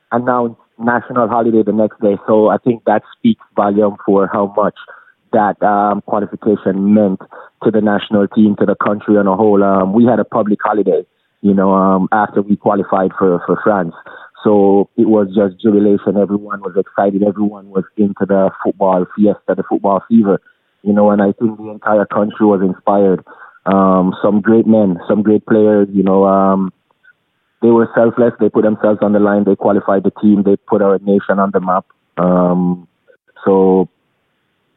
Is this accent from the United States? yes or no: no; Jamaica; as a Jamaican kid growing up in a rural Jamaica